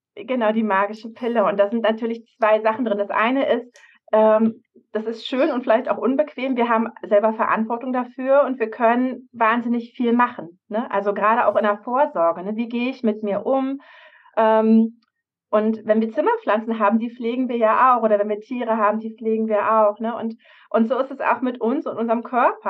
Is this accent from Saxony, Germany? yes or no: no; Havelland, Brandenburg, Germany; moved away as an adult; also born or lived in Berlin; bin ich im Havelland aufgewachsen bei Berlin